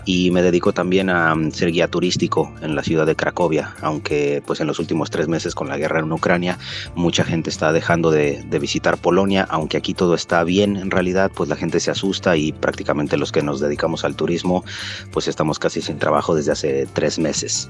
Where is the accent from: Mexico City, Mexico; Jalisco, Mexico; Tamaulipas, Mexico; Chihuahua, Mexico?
Mexico City, Mexico; moved away as an adult; also born or lived in United States / India / Poland; now in Kraków, Poland; Yo soy del DF, nací en la Ciudad de México, pero hace, ya 20 años más o menos que me fui